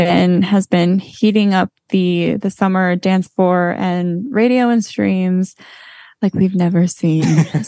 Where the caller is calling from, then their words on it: Los Angeles, California, United States; also born or lived in Florida; I am calling from Los Angeles, where I'm currently living